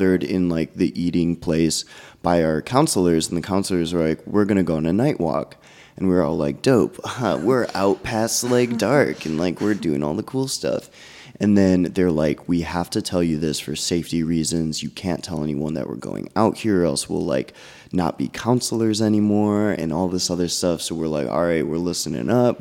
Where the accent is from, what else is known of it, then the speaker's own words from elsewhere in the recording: Illinois, United States; a notorious haunted road in my hometown called Munger Road